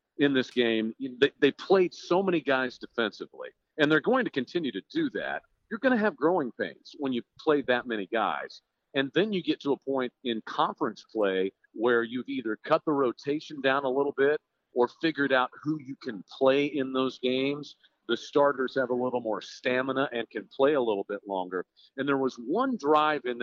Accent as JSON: {"language": "English", "region": "Oklahoma", "country": "United States", "said": "I'm from Oklahoma"}